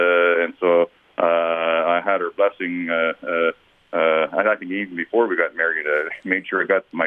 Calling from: Fort Smith, Northwest Territories, Canada; Well, this is day 70, and I'm in Fort Smith.

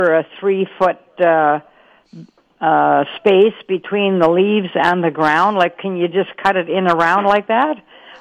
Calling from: McGregor, United States

